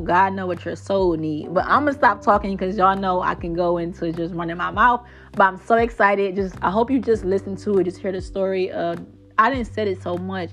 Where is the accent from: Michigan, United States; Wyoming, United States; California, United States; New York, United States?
Michigan, United States; Detroit; I'm from Detroit, Michigan